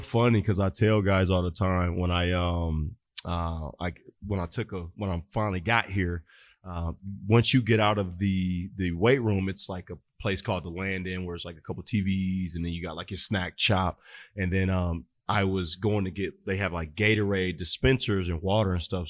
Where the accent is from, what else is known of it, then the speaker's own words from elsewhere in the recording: Fort Wayne, Indiana, United States; moved away; I grew up in Fort Wayne, Indiana.